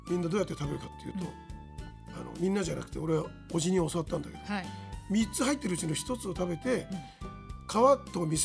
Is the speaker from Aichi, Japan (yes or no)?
no; Tokyo, Japan; これはね東京で生まれた人間の特権ですね